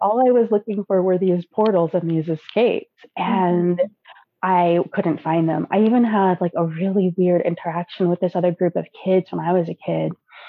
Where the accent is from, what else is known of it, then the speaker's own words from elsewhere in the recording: Germany; born there; moved away; I was born in Germany and now I live here.